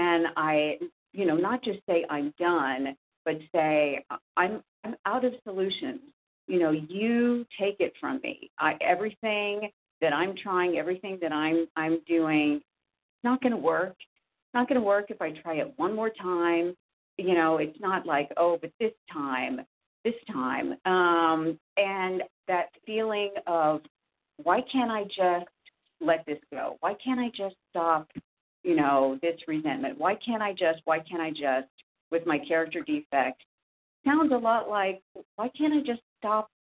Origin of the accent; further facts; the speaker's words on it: Indiana, United States; I'm from Indiana